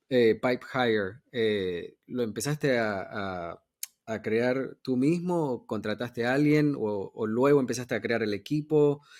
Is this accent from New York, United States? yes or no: yes; New York, United States; yo me crié en Nueva York